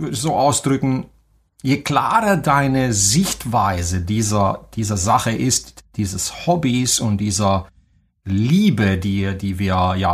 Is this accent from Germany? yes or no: no; Banat, Romania; born there; moved away; dass ähm, ich im Banat in Rumänien geboren bin. Das kann man wahrscheinlich auch ein bisschen an meinem Akzent hören.